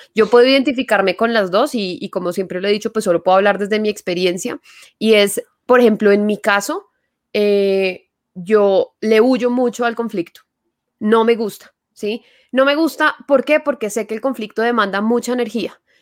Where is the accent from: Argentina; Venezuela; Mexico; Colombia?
Colombia; Paisa region, Antioquia; accent: paisa; yo utilizo mucho mi acento paisa